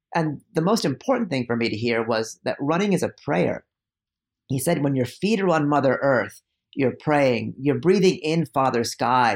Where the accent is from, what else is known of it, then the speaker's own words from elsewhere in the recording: East Bay, California, United States; also born or lived in India; even though I grew up in the East Bay, I was in a really conservative suburb, um, that bordered the black, been the blackest zip code in the country, East Oakland